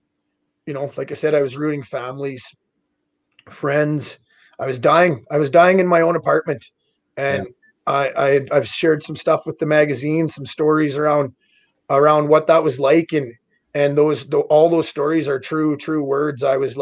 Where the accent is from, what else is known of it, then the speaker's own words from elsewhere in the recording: Davidson, United States; And eventually I found myself back in my hometown of Davidson, and I was basically drinking myself to death.